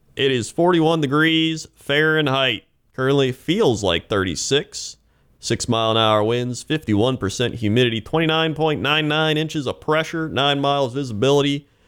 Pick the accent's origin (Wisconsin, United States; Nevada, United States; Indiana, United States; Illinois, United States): Wisconsin, United States; Fond du Lac; Fond du Lac, Wisconsin, my hometown and home of the Big Mac guy.